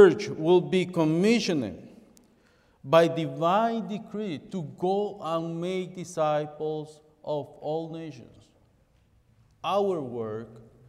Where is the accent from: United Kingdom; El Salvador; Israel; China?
El Salvador; English is a second language; now in Toronto, Canada; I was born in El Salvador, but in 1989, I came to the city of Toronto to live in there